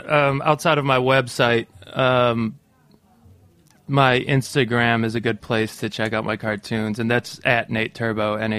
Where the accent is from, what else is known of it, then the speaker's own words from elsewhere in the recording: Cleveland, Ohio, United States; I'm from Cleveland